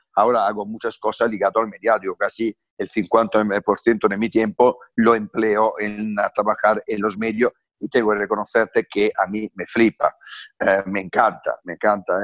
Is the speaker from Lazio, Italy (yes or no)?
no; Francavilla Fontana, Apulia, Italy; Spanish is a second language; moved away as an adult; now in Spain; yo vengo de una familia muy, muy, muy humilde, analfabeta del sur de Italia, de campesinos. Eh, nazco ahí